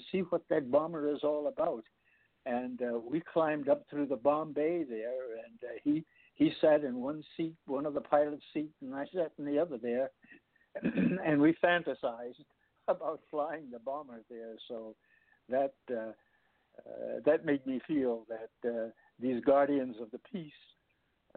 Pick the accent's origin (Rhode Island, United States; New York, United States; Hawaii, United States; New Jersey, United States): New York, United States; New York City; born or raised there; also born or lived in Newport News, Virginia